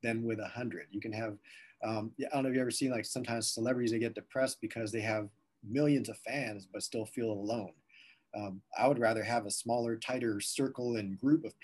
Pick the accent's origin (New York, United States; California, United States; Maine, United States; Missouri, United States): California, United States; Southern; also born or lived in Las Vegas, Nevada; now in Columbus, United States; I shared that I was from Southern California, lived in Vegas for a few years or several years, and then moved to Columbus, Ohio.